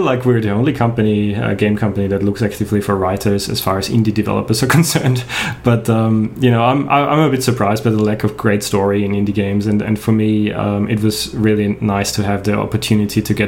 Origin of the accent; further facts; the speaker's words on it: Austria; first language German; English is a second language; moved away as an adult; now in Australia; I'm a native German speaker. I'm from Austria originally. I moved to Australia in 2006, so quite a while ago, but yeah, both grew up in Austria